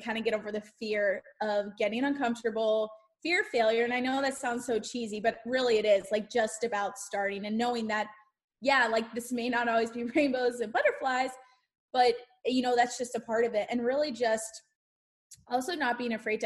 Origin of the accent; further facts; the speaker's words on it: Central Pennsylvania, United States; moved away as an adult; now in North Central Florida, United States; I'm originally from Pennsylvania and grew up in Central Pennsylvania all of my life.